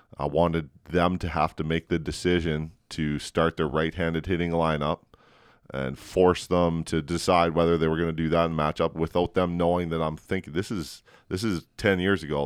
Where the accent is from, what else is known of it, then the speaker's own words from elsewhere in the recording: Edmonton and Calgary, Alberta, Canada; I grew up in Edmonton and Calgary